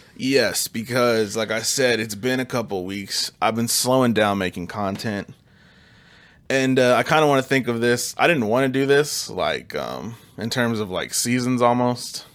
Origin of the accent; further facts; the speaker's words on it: Kansas City, United States; We're from Kansas City.